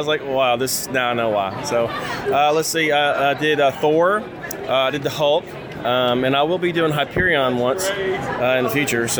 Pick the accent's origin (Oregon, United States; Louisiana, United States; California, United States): Louisiana, United States; moved away as an adult; also born or lived in New Jersey; I got sent to New Jersey because I was prior military, 24 years Air Force, and they sent me to New Jersey. I'm from Louisiana.